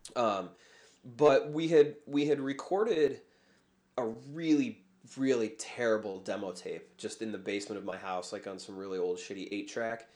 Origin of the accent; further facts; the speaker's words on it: Chicago, Illinois, United States; I was born in Chicago. I've, I've lived here pretty much my whole life